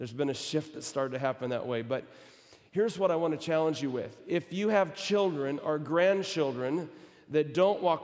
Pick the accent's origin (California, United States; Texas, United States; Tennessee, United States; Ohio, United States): Texas, United States; moved away as an adult; also born or lived in Michigan; now in Australia; I was born in Texas. It's kind of a different country, so when you say from America, I'll say I'm from Texas